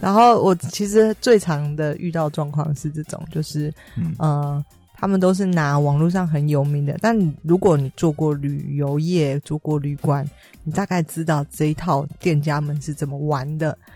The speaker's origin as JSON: {"language": "Chinese", "country": "Taiwan", "said": "以我台湾人"}